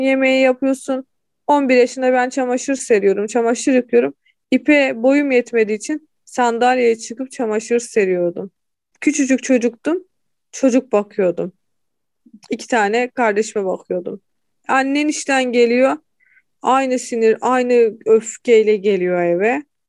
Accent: Hatay, Turkey; moved away as an adult; also born or lived in Kırşehir; Memleketime geri döndüm.

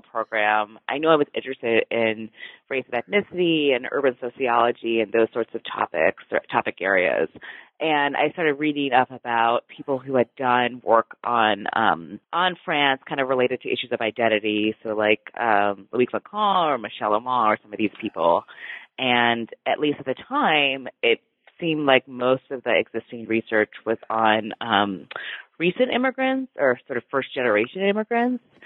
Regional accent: United States

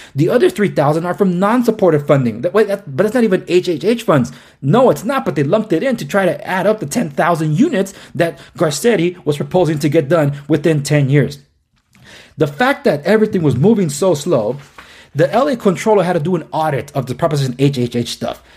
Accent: Los Angeles, California, United States; born and raised in Los Angeles

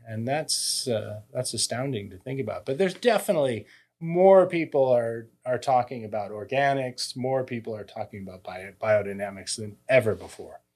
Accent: United States; also born or lived in France; now in Napa Valley, United States; I'm an American

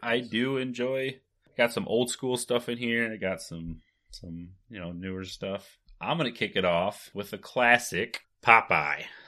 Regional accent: Michigan, United States; We're both from Michigan

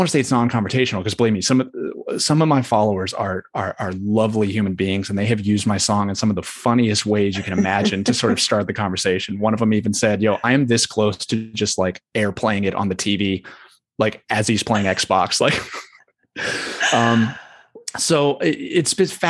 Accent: the South, United States; and I was raised, I grew up in the South

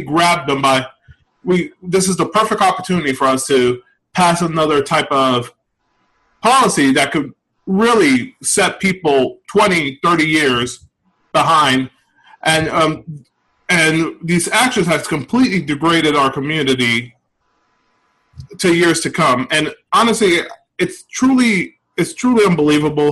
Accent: New York City, New York, United States; moved away as an adult; I'm originally from the Bronx. I recently moved

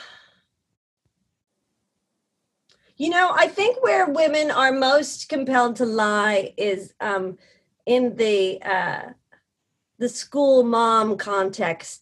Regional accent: New York, United States; You also just get hardwired as a New Yorker

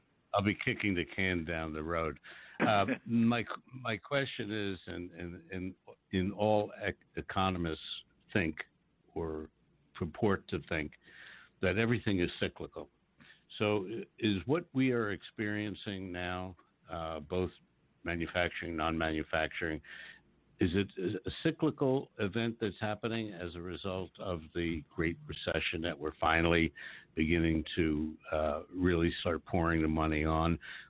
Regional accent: United States; Well, I'm not. I'm from Washington, which even gives me more right to be a wise guy.

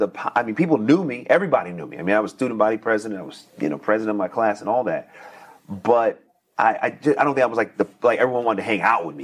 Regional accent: Oakland, California, United States; I'm from Northern California.

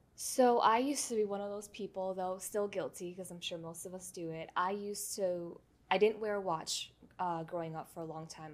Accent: New York City, New York, United States; born and raised in New York

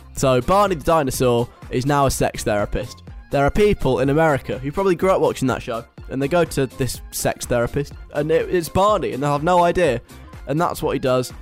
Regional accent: London, United Kingdom; moved away; I'm at home this week in London

